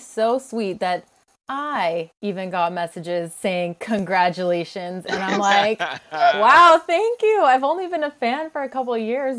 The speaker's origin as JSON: {"language": "English", "area": "Bay Area", "region": "California", "country": "United States", "said": "I'm from the Bay Area"}